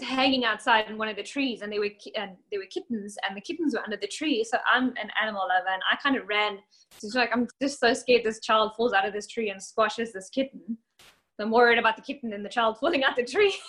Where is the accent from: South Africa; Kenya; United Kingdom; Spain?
South Africa; now in Alabama, United States; I am from South Africa.